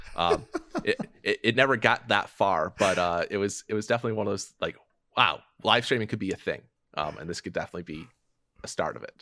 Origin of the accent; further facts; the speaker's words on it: Detroit, Michigan, United States; moved away as an adult; now in Chicago, United States; I grew up in Detroit.